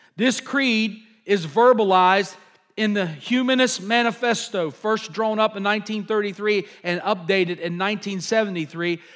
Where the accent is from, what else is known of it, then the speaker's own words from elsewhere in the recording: United States; I'm an American